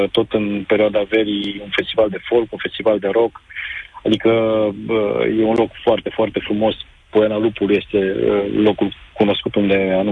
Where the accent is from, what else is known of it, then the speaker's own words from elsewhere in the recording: Reșița, Caraș-Severin County, Romania; now in Timișoara, Romania; Sunt din Reșița, dar acum sunt în Timișoara în momentul acesta.